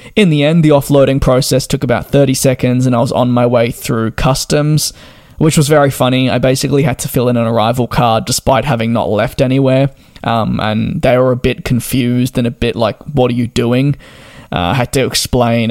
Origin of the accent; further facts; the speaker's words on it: Melbourne, Victoria, Australia; moved away; also born or lived in London; I'm from Melbourne, and while we get four seasons in one day